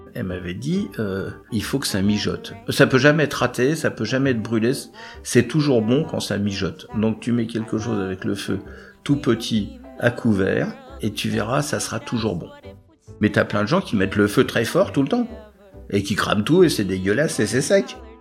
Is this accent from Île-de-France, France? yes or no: yes; Clichy, Île-de-France, France; accent: Parigot; Ils sont installés à Clichy, moi je suis né à Clichy